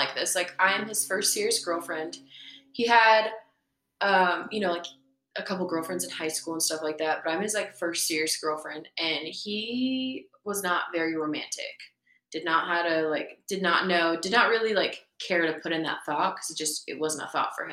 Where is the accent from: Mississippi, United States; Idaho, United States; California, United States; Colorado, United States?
Idaho, United States; also born or lived in Kosovo / Berlin, Germany; growing up in Idaho